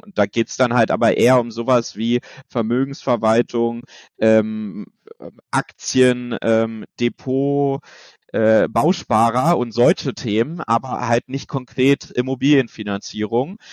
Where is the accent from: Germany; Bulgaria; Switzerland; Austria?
Germany; Bernau, north of Berlin, Brandenburg; das war in Bernau, das ist hier äh, nördlich von Berlin, ähm, auch die Ecke, wo ich herkomme